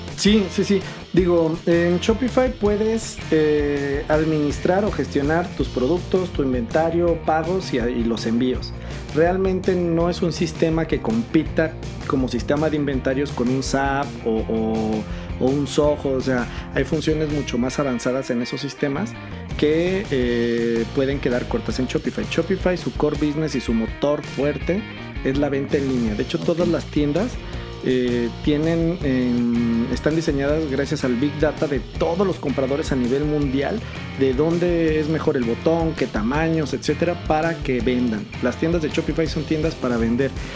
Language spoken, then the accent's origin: Spanish; Mexico; Yo soy mexicano, eh, ciudadano del mundo, nacido en México y muy orgulloso mexicano